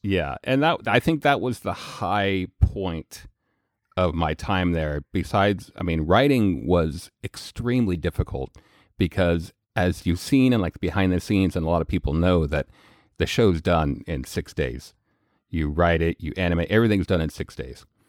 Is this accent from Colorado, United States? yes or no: yes; Colorado, United States; also born or lived in Missouri; I grew up in Colorado